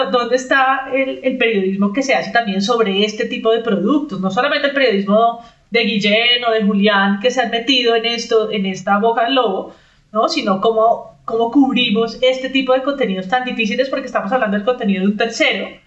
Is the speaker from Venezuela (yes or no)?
no; Spain; Yo soy española, que también soy otro peligro.